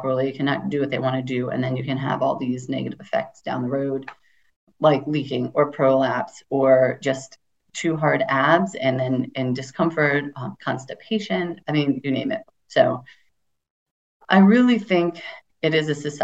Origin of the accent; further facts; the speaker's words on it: United States; I grew up in America.